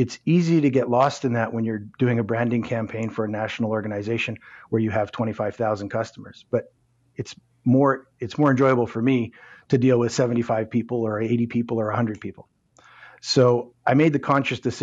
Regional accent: Winnipeg, Manitoba, Canada; moved away as an adult; now in Toronto, Canada; I grew up in Winnipeg, moved to Southern Ontario, to Toronto when, in the mid-90s

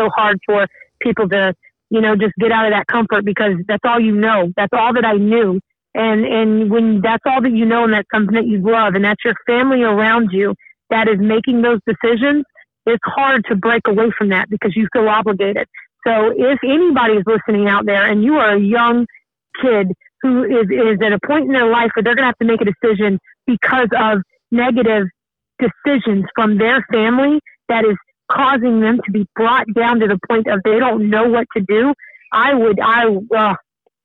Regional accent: Georgia, United States; I was born in Georgia, you know, I was raised in the South

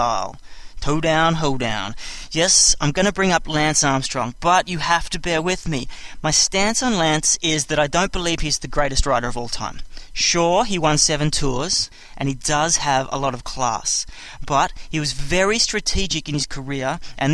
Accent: Australia; I'm Australian

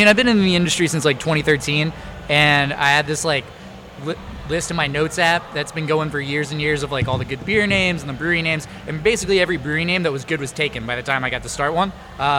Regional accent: Mississippi, United States; but I grew up in Mississippi, so a little bit of a storytelling element there.

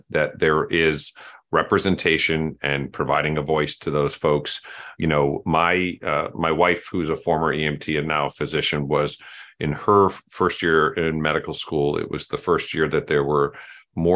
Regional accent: Massachusetts, United States; born or raised there

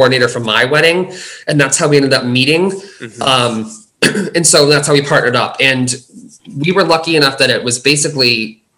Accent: United States; I'm from the States

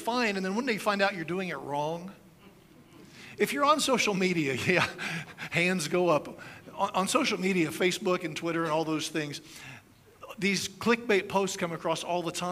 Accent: United States; as an American

